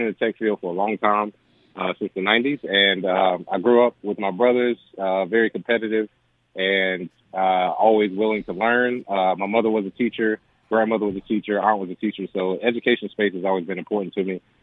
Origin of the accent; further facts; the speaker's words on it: Charlotte, North Carolina, United States; I grew up in Charlotte, North Carolina